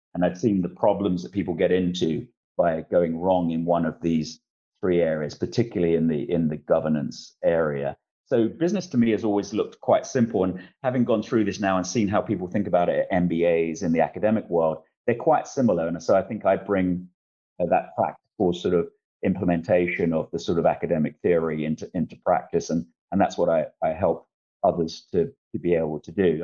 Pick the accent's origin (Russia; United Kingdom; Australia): United Kingdom; London; moved away; also born or lived in Isle of Dogs, London / Essex; I was born in Eastender, son of a, a cleaner and, and, a builder who was an ex-con, grew up in Bow, East London, and then the Isle of Dogs